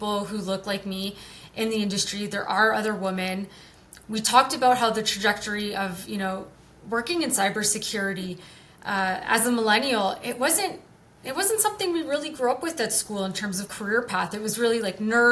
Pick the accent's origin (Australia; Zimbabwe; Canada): Canada; I'm Canadian